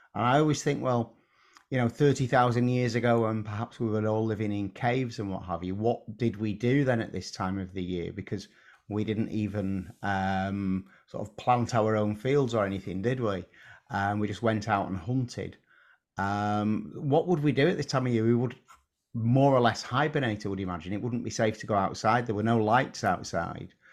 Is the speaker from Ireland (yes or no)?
no; England, United Kingdom; as English people